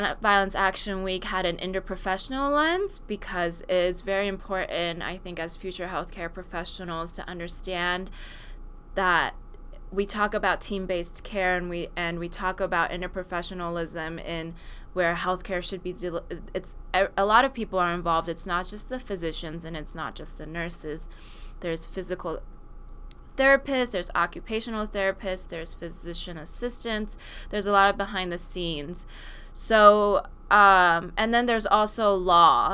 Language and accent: English; Silicon Valley, California, United States; And I grew up in Silicon Valley, which is not somewhere that you see a lot of gun violence.